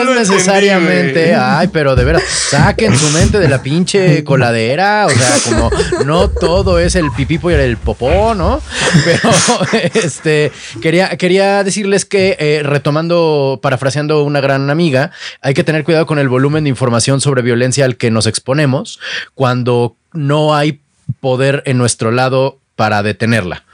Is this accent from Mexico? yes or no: yes; Mexico; nosotros como mexicanos, más bien a nosotros en México